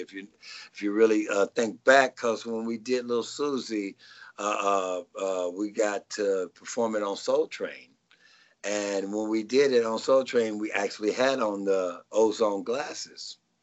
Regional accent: Nashville, Tennessee, United States; now in Rancho Cucamonga, United States; I'm originally from uh, Nashville, Tennessee

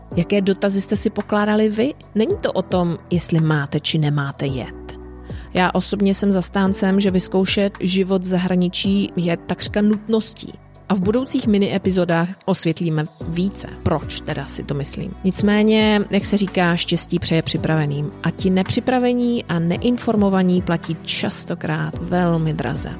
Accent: Czechia; moved away as an adult; also born or lived in United Kingdom / Ireland / Italy; now in Chile; Já osobně jsem mimo můj rodný kraj už 25 let

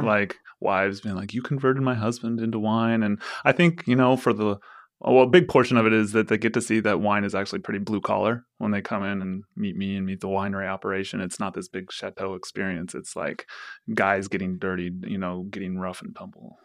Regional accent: Forest Grove, Oregon, United States; I grew up in Forest Grove

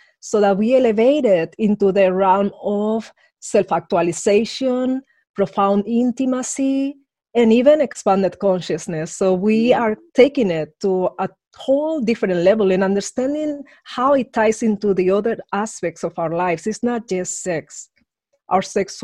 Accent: Madrid, Community of Madrid, Spain; moved away; I grew up in Madrid under an ultra-conservative regime

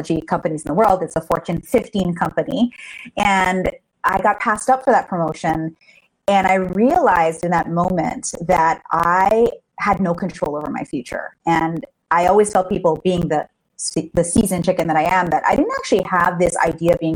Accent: Hawaii, United States; moved away; I'm from Hawaii originally.

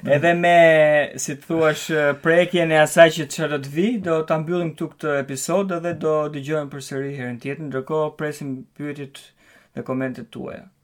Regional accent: Albania; now in Denmark; ne me sytan si shqiptar

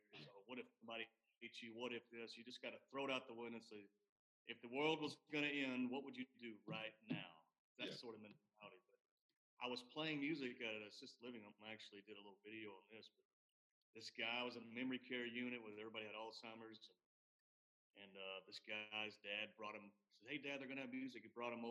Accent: Chattanooga, Tennessee, United States; I'm originally from Chattanooga

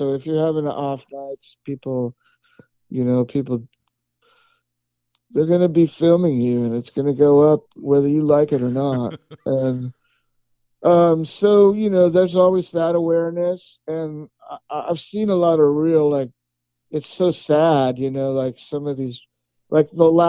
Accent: West Coast, United States; now in Texas, United States; Look, I'm from the West Coast.

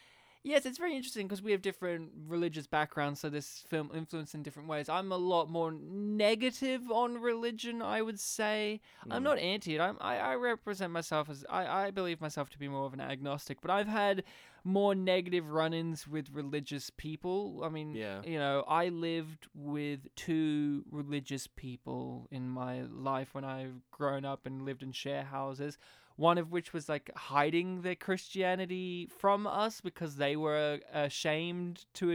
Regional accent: Australia; we're from Australia.

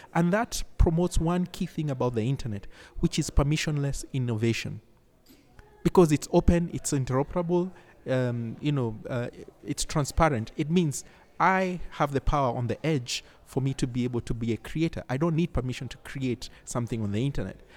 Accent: Nairobi, Kenya; I come from Nairobi, Kenya

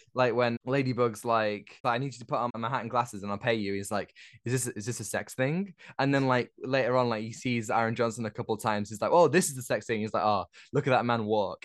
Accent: United Kingdom; as a Brit myself

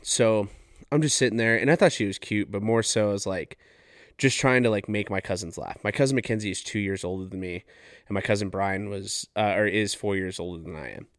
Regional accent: Farmington, New Mexico, United States; I'm from Farmington, New Mexico.

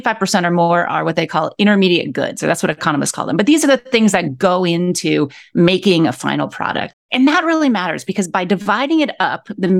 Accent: Akron, Ohio, United States; moved away as an adult; also born or lived in Mexico City / Buenos Aires; now in New York City, United States; I grew up in Akron, Ohio, which is in the Midwest of the United States.

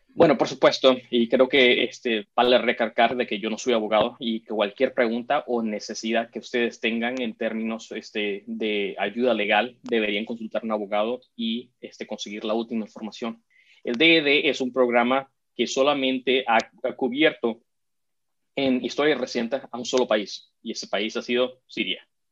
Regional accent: South Florida, United States; en el sur de la Florida, de donde yo crecí

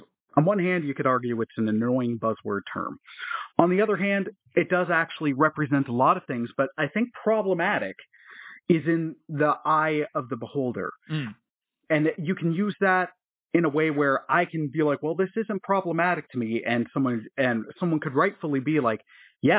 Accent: Toronto, Ontario, Canada; I grew up in Toronto, which is a very multicultural city.

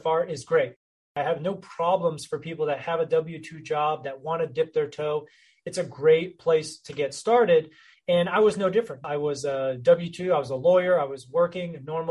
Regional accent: North Texas, United States; My background, I grew up in the North Texas area

